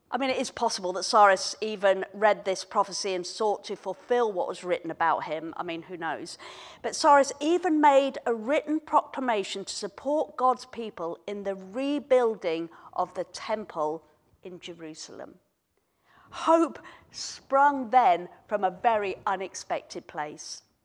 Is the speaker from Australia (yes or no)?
no; Kenya; moved away; I was born in Kenya, um, many, many years ago